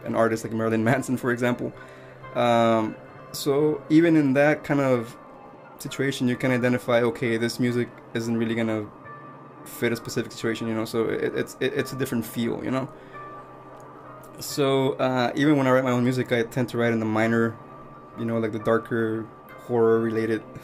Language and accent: English; Mexico; now in United States; I grew up in Mexico